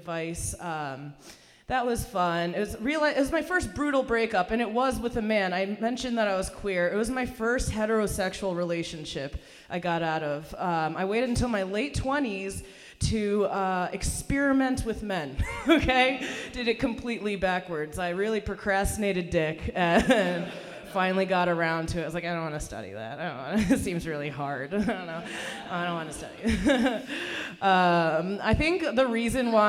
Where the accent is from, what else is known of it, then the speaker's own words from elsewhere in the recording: Hartford, Connecticut, United States; English is a second language; also born or lived in Iran; I actually grew up in Hartford, Connecticut, in the state capital